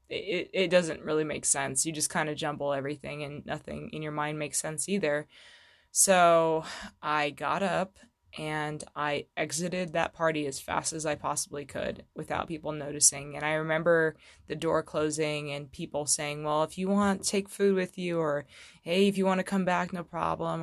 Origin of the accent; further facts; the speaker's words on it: Fallbrook, California, United States; moved away; I'm actually from Southern California originally